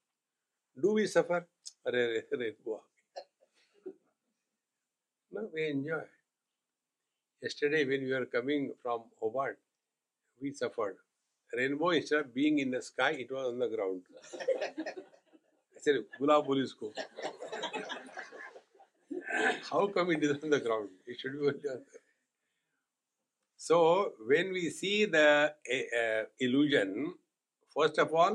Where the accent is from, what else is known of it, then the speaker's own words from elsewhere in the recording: India; being Indian